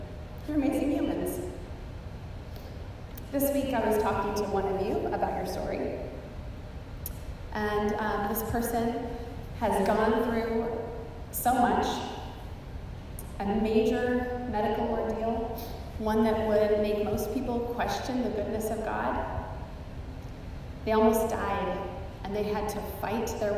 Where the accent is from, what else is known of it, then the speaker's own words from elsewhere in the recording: the Cascades, Skagit Valley, Washington, United States; now in Texas, United States; Growing up in the Cascades and with the Olympics just a short drive away